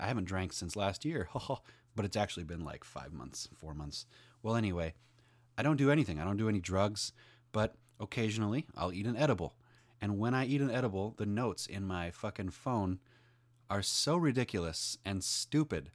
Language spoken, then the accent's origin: English; Minnesota, United States; I'm from Minnesota. That's in the United States